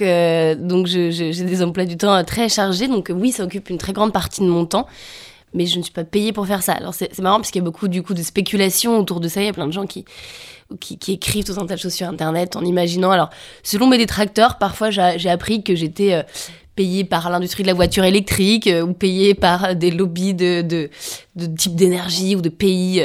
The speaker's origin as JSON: {"language": "French", "area": "a village in Savoie", "region": "Auvergne-Rhône-Alpes", "country": "France", "tie": "born or raised there", "moved": "as an adult", "said": "Je viens d'un village de Savoie avec des parents alpinistes à un endroit euh, très ancré dans la montagne"}